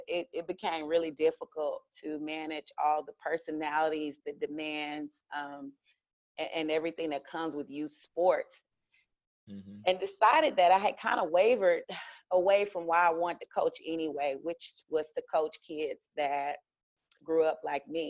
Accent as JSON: {"language": "English", "town": "Houston", "region": "Texas", "country": "United States", "tie": "born or raised there", "said": "I was born in Houston, raised by my grandparents"}